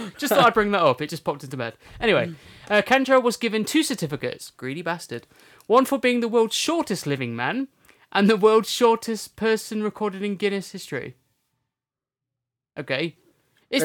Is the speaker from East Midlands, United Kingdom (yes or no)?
yes; Derbyshire, East Midlands, United Kingdom; we come from Derbyshire. But isn't that just like a county name for Derby? We're in the county of Derbyshire, and our city is Derby.